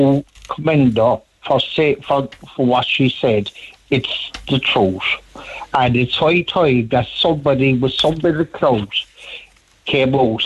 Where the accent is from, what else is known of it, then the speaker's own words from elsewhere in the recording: Cork, Munster, Ireland; I grew up in Cork City